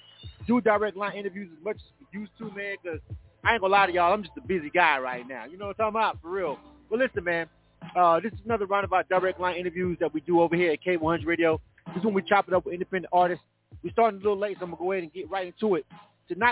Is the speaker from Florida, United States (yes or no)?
yes; Florida, United States; now in Atlanta, United States; I'm from Florida. I'm born and raised in Florida, but I've been in Atlanta for 20-something years